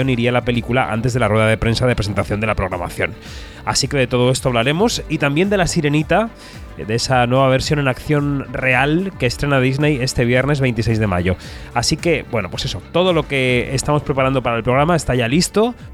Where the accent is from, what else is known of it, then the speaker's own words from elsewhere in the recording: Galicia, Spain; now in Madrid, Spain; siendo gallego tengo experiencia.